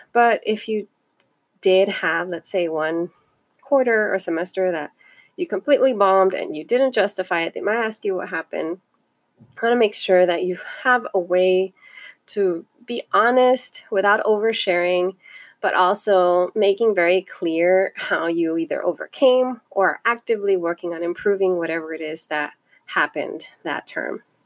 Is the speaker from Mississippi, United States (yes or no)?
no; Los Angeles, California, United States; I come from the Northeast San Fernando Valley, and I am um, a daughter of immigrants, and I self identify as Chicana